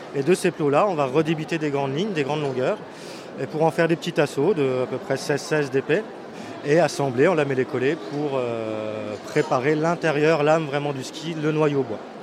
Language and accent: French; La Bresse, Grand Est, France; je viens des Vosges, euh, côté de la Bresse